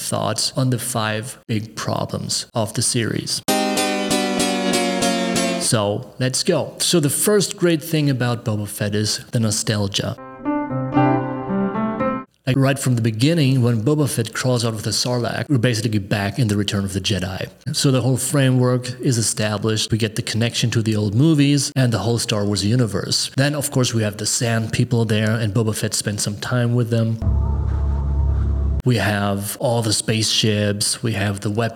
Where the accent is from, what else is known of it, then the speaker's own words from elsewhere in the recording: Germany; Growing up in Germany during the 1980s